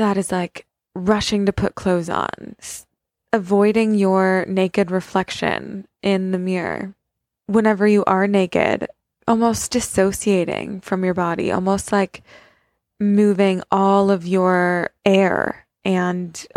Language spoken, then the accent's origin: English; United States; I'm an American. I'm not from there.